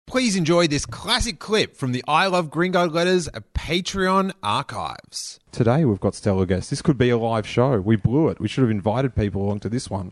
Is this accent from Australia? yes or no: yes; Rosebud, Victoria, Australia; I grew up down in Rosebud